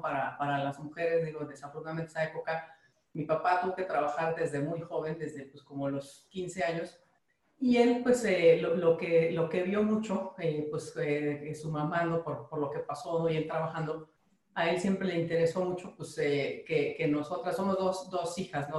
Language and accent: Spanish; Mexico; como mexicanos